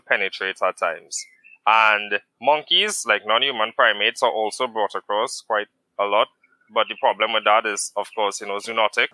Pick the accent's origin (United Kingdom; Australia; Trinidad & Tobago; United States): Trinidad & Tobago; I reside currently in Trinidad and Tobago. So, I am Trinidadian